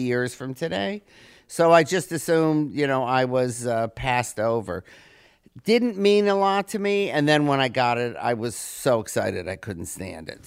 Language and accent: English; Detroit, Michigan, United States; growing up in Detroit, I grew up right when Motown was like formed and coming up.